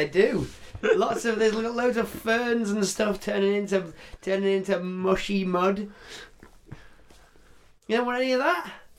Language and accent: English; England, United Kingdom; because we're English